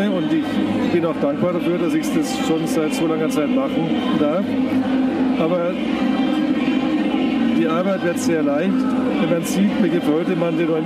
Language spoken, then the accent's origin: German; Nuremberg, Bavaria, Germany; Und überall auf der Welt, wo wir sind und sagen, hey, wir kommen aus Nürnberg, sagt jeder, hey, da gibt es doch die Bratwurst.